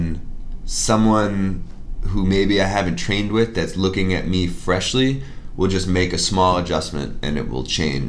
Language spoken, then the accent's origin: English; Newton, Massachusetts, United States; also born or lived in Cambridge, Massachusetts / Framingham, Massachusetts / Pittsburgh; I was born in Cambridge, Central Square. Grew up in Newton mostly.